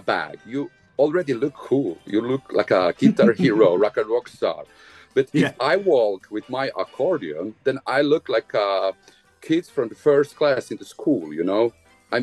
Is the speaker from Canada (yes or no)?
no; Bosnia & Herzegovina; English is a second language; moved away; I was born in Bosnia